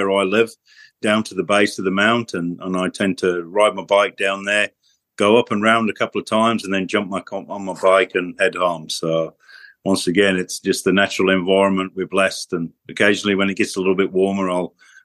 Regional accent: Emley, Yorkshire and the Humber, United Kingdom; moved away; also born or lived in Huddersfield; I was born in Huddersfield, as you say, and my family, at a very early age, I moved up to a small village called Emley, which is a mining village between Wakefield, Huddersfield and Barnsley. So it was a fantastic environment to be brought up

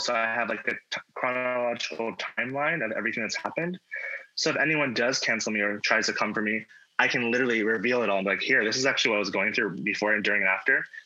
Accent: Virginia, United States; moved away as an adult; now in Hawaii, United States; I'm from Virginia

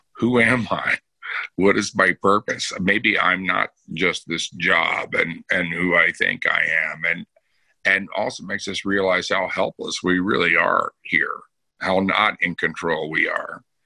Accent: Bellaire, Texas, United States; I grew up in Texas, a Southern Baptist

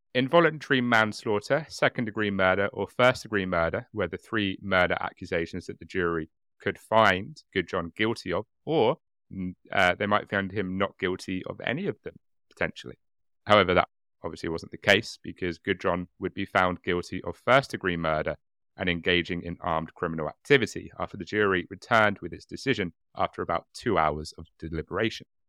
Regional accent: United Kingdom; I'm very British

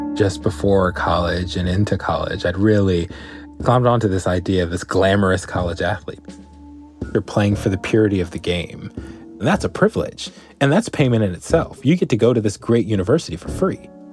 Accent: San Antonio, Texas, United States; I was born in San Antonio

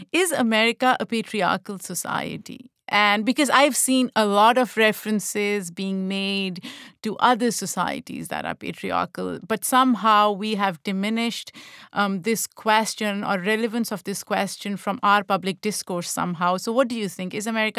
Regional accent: Pakistan; now in United States; As an immigrant, I know that when I was growing up in Pakistan, for me, I was part of a dominant group.

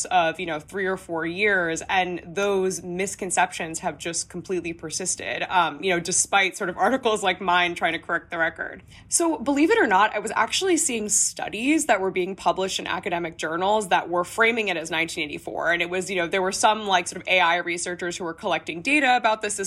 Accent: United States; As an American reporter

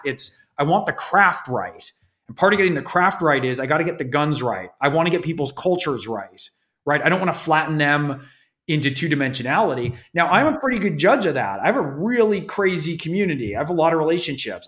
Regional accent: California, United States; I grew up in California

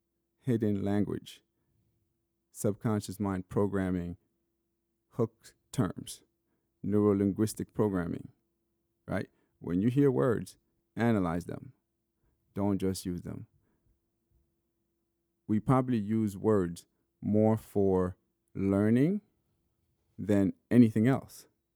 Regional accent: Sierra Leone; born there; I was born in Sierra Leone, but I mean, it was just at better hospital.

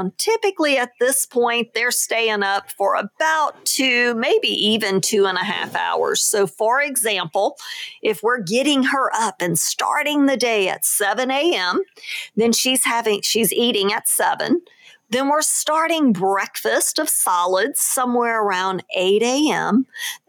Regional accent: New Orleans, Louisiana, United States; moved away; my hometown of New Orleans

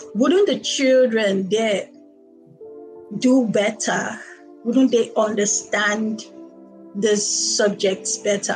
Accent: Nigeria; first language Igbo; English is a second language; I was born in Nigeria. I've lived in Nigeria all my life

